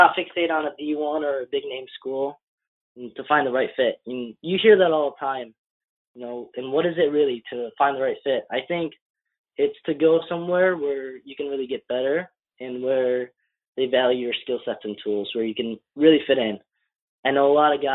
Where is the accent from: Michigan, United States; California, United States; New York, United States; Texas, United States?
Michigan, United States; I'm from Michigan